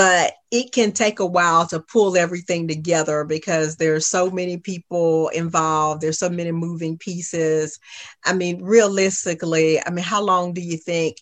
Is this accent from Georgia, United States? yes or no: yes; Augusta, Georgia, United States; I was raised in East Augusta